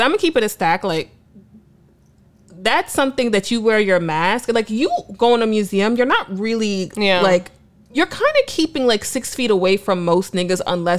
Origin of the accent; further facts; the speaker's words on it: New York City, New York, United States; I'm from the Bronx.